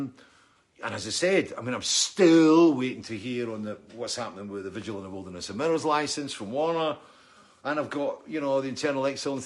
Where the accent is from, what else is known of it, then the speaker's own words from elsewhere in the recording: Scotland, United Kingdom; also born or lived in East Lothian; I'm Scottish